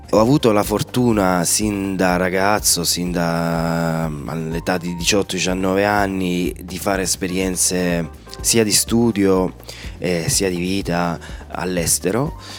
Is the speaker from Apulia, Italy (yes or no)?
yes; Lecce, Apulia, Italy; per me il Salento e Lecce è casa